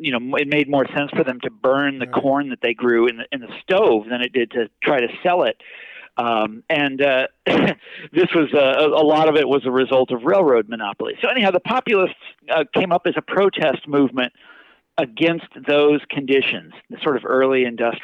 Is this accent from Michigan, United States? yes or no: no; Kansas, United States; moved away; I'm from Kansas originally.